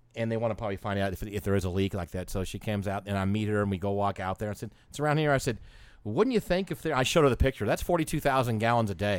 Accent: Atlanta, Georgia, United States; I'm from Atlanta

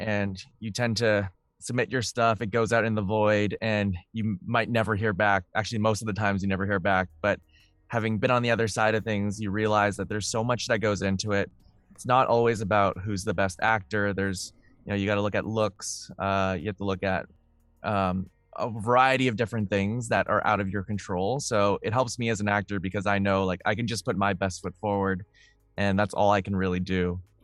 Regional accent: Vancouver, British Columbia, Canada; I grew up in Vancouver

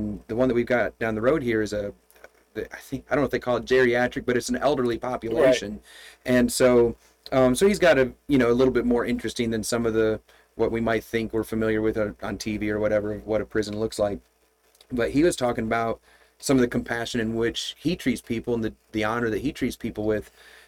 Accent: Michigan, United States; But when I grew up in Michigan, I had, it was a winter time, and my income came from plowing snow, driveways and parking lots.

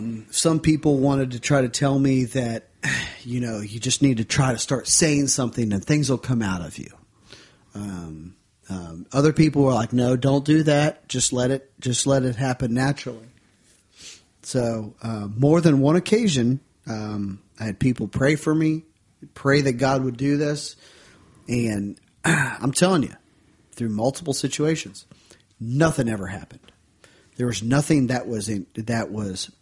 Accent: Ohio, United States; the church that I grew up in Ohio

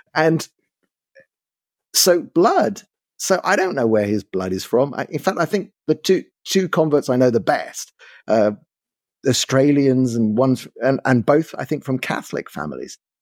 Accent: London, United Kingdom; accent: London; also born or lived in South Africa; now in Israel; I grew up in London. Yeah, that's true. My accent is London

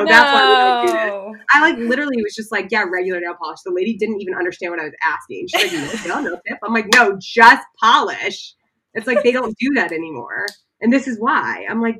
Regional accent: Florida, United States; moved away; I'm from Florida.

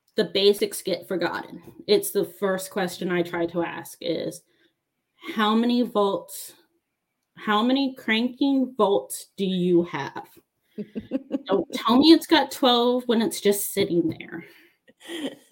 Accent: Baltimore, Maryland, United States; moved away as an adult; also born or lived in United Kingdom; now in Georgia, United States; I'm from Maryland. I'm from Baltimore. I use sweetie and hun

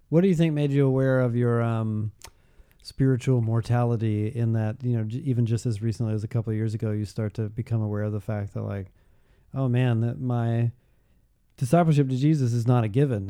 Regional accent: Georgia, United States; moved away; I grew up in Georgia

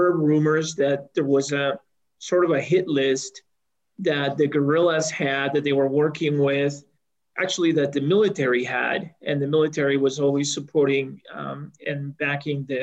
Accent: El Salvador; now in Colorado, United States; I was born in El Salvador, which is a small country in Central America, and in 1979, when the country was undergoing some political upheaval

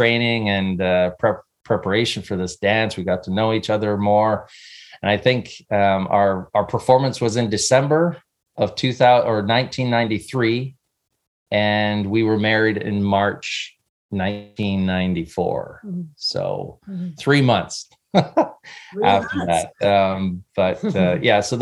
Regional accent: Canada; moved away as an adult; now in California, United States; I grew up in Canada.

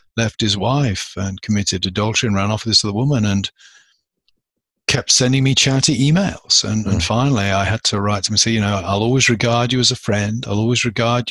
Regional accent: United Kingdom; now in United States; I'm a British citizen

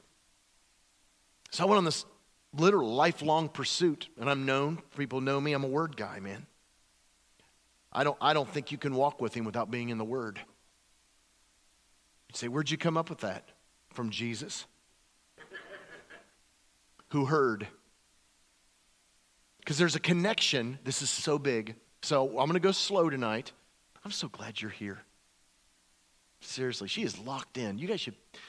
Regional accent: the buckle of the Bible Belt, the South, United States; also born or lived in California; Back when I grew up in the Bible Belt area, you know. In fact, it was the buckle area of the Bible Belt.

